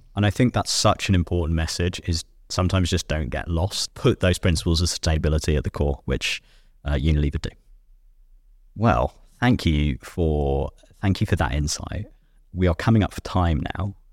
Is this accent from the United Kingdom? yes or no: yes; United Kingdom; I'm a Brit.